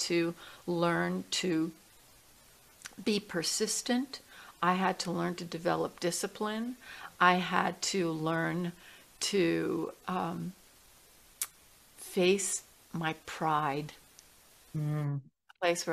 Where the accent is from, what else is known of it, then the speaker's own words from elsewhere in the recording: New York City, New York, United States; I grew up in New York City